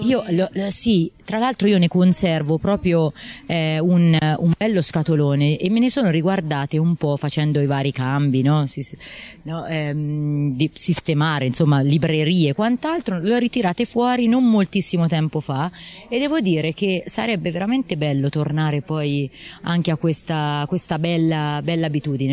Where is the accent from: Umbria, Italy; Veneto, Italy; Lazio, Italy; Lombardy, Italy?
Umbria, Italy; Tuoro sul Trasimeno; sono proprio, diciamo, autoctona e legata al lago perché comunque mi ha dato, diciamo, i natali e è dove eh, vivo